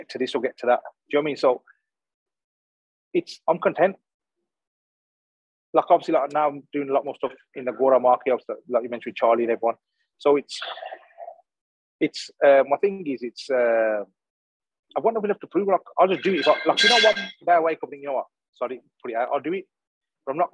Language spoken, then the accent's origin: English; Smethwick, West Midlands, United Kingdom; also born or lived in Cannock; I was a kid from Smedic.